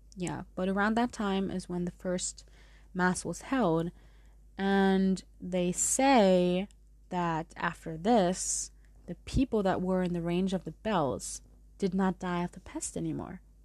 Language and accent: English; Munich, Bavaria, Germany; accent: German; also born or lived in San Diego; I did grow up with both languages, and part of me is from San Diego, but I grew up mostly in Munich. So you may hear my German through some pronunciations.